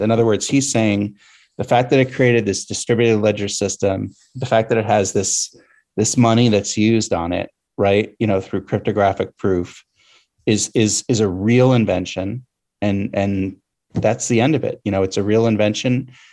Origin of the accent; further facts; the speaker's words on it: Pennsylvania, United States; my home state in Pennsylvania